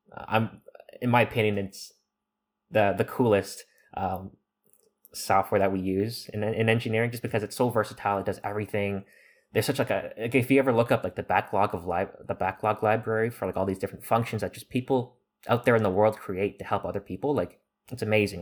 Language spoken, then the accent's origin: English; Toronto, Ontario, Canada; moved away; I'm from Toronto